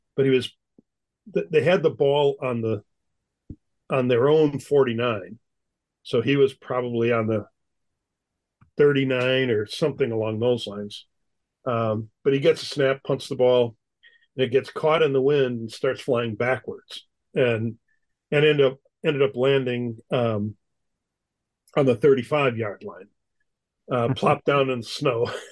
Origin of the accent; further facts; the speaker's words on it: Wisconsin, United States; moved away as an adult; also born or lived in upstate New York / St. Louis; I grew up in Wisconsin